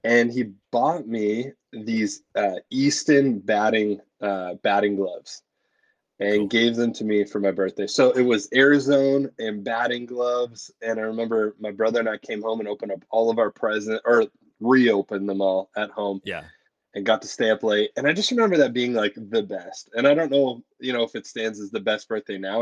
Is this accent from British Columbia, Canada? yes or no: no; Oshawa, Ontario, Canada; I was born in Oshawa, Ontario